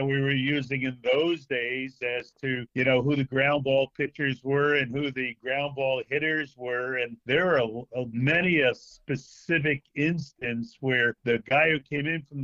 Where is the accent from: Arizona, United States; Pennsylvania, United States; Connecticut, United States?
Connecticut, United States; Stamford; my hometown of Stamford, Connecticut